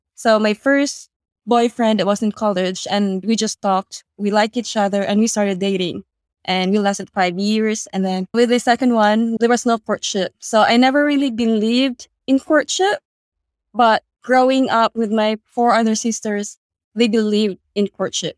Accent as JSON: {"language": "English", "country": "Philippines", "moved": "yes", "lives_now": "Australia", "said": "in the Philippines"}